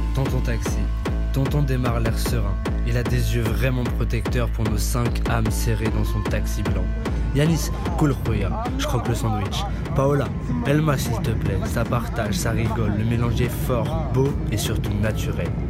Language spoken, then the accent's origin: French; France; je suis pas né au Maroc, je suis né en France, c'est mon père qui est marocain